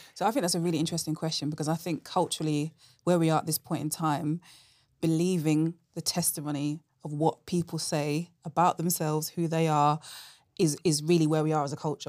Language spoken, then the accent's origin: English; London, United Kingdom; moved away as an adult; now in Oxford, United Kingdom; I'm originally from London